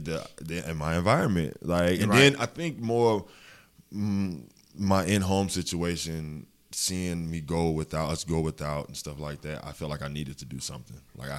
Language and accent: English; Augusta, Georgia, United States; Coming from Seagull, being a city kid, I was raised on Windsor Spring Road basically all my life. And then moving out to Old Waynesboro Road, I mean, I've always been a country boy. That's just in me. That's everybody in Augusta, honestly.